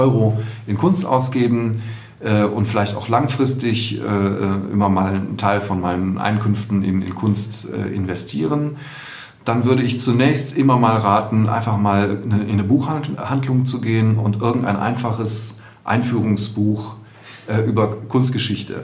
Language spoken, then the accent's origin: German; Düsseldorf, North Rhine-Westphalia, Germany; moved away as an adult; now in Cologne, Germany; ich bin in, in Düsseldorf geboren, 1970, auch hier in Düsseldorf aufgewachsen, zur Schule gegangen